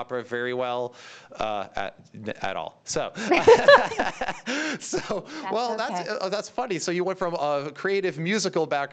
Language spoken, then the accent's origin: English; United States; also born or lived in Michigan; I'm an American